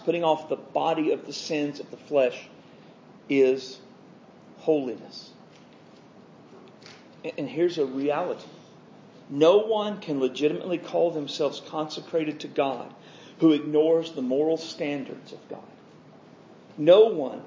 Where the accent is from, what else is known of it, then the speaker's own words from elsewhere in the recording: United States; my being an American